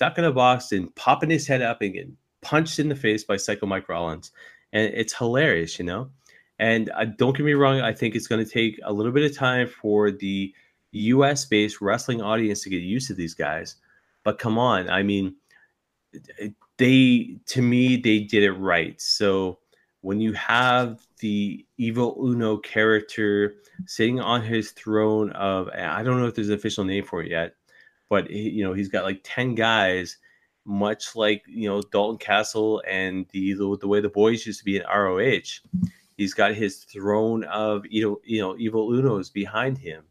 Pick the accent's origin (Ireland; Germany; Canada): Canada; I'm a Canadian independent wrestling fan.